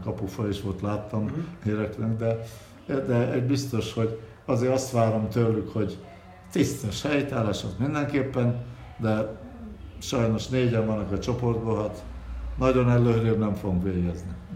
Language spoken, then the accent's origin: Hungarian; Budapest, Hungary; Én vagyok az igazi fradista, aki, aki ott születtem kilencben ben A lakásos a 9 kerületben